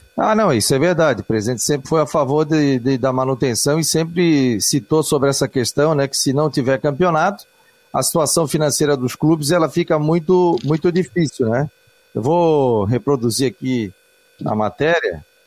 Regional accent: Florianópolis, Santa Catarina, Brazil; Eu que sou manezinho aqui da ilha

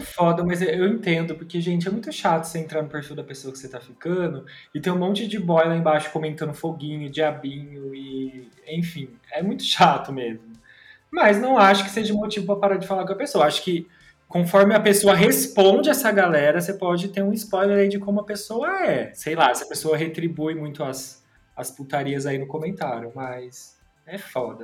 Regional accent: Tapira, Brazil; moved away; Eu saí do armário lá em Tapira, que é a minha cidade natal

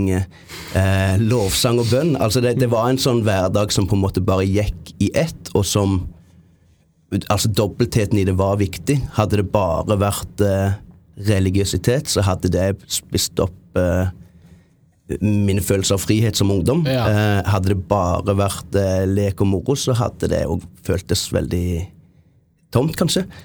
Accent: Jæren, Rogaland, Norway; also born or lived in Japan; Eh, men jeg er prestesønn fra Jæren. Misjonærbarn. Bodde i Japan i syv år. Um, bodde på Jæren, som er relativt, relativt konservativt

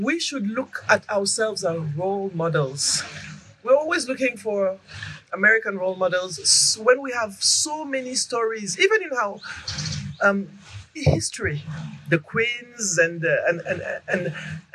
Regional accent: Senegal; also born or lived in Mali; now in Côte d'Ivoire; I'm from Senegal originally. I have some origins in Mali too, but I live in Côte d'Ivoire.

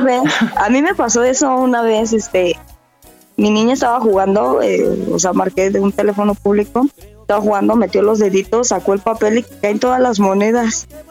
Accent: Morelos, Mexico; Yo nací en Morelos

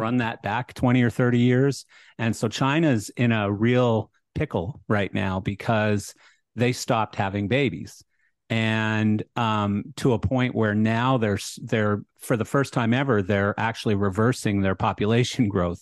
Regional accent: Canada; moved away; I'm Canadian, so I have a lot of liberal views as well, you know, that's just how I was born and raised

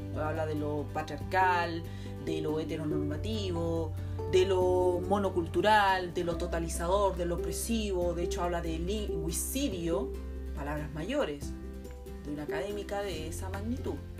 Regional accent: Chile; nosotros como chilenos

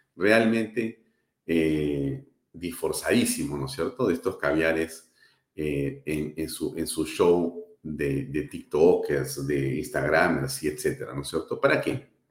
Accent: Peru; also born or lived in Lima; los peruanos y quienes vivimos en la capital, que también, por supuesto, somos peruanos

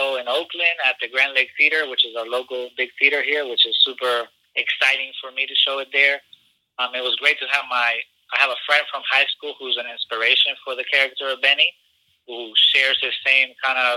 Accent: Chile; moved away; I'm from Chile, and I grew up around folks that were exiles

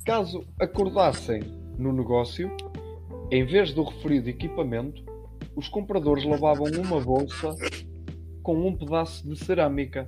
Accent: Aveiro area, Aveiro District, Portugal; nós somos da zona de Aveiro

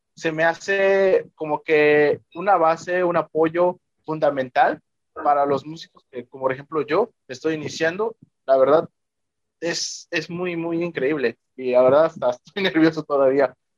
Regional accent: Veracruz, Mexico; moved away; Soy originario del estado de Veracruz

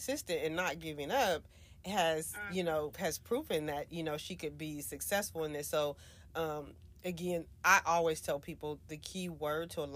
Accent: Louisiana, United States; now in Texas, United States; I'm originally from Louisiana

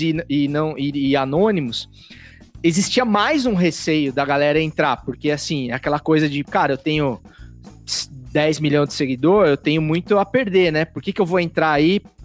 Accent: interior of São Paulo, Brazil; sou do interior de São Paulo, eu sei como que é o bang lá, cara. É, é roça pura, velho.

